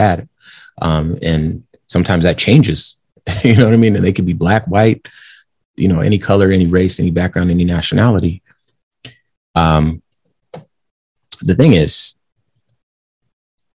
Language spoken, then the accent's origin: English; West Coast, United States; moved away as an adult; now in Arizona, United States; I grew up on the West Coast and in my adult life, I've lived in Arizona.